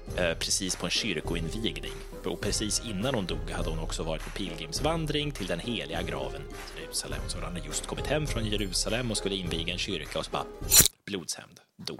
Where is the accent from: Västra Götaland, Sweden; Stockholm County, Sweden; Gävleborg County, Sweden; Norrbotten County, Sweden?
Västra Götaland, Sweden; Lerdala; Lerdala, min hemby, som ligger i och ungefär ja, en halvtimme utanför Skövde